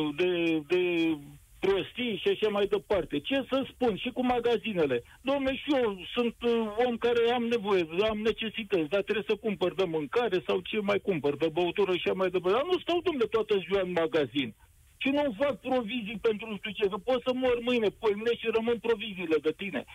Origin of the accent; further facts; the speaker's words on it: Dâmbovița County, Romania; eu sunt din Dâmbovița